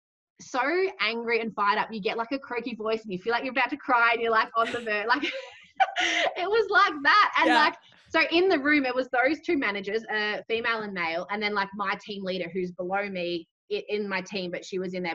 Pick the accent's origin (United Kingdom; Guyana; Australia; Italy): Australia; my previous manager who was based in my hometown with me